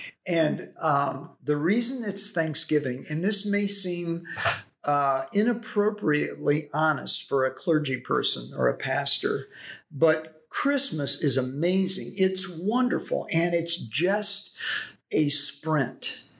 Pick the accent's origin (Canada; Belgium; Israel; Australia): Belgium; Brussels; born there; also born or lived in Africa; I grew up on the mission field. I was born in Brussels, Belgium. My parents were on their way to Africa.